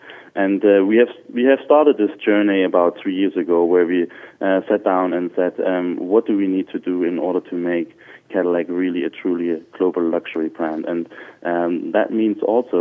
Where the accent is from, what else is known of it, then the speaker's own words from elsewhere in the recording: Germany; moved away; I'm from Germany.